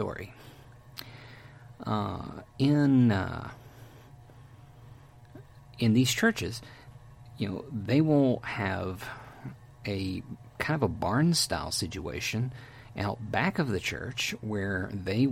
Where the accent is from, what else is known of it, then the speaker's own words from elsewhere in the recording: Texas, United States; I'm from Texas